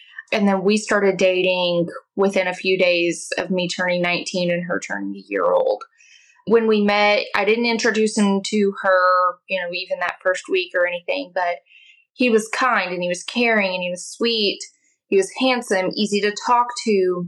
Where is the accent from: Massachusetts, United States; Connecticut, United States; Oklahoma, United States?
Oklahoma, United States; I am from Oklahoma.